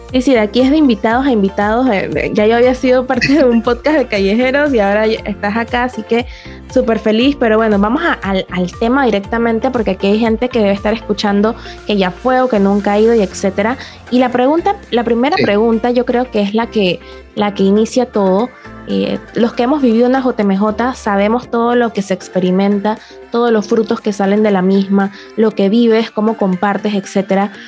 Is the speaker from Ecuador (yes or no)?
no; Panama; aquí en Panamá no puedo decir mucho porque era como que súper acostumbrada a todo lo que estaba viendo, era en mi país